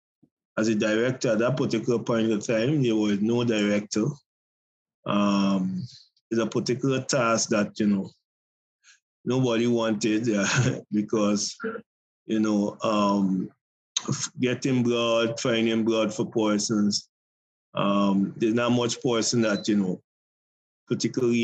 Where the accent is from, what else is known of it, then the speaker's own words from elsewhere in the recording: Guyana; I'm from Guyana, South America, neighbor with Venezuela, Brazil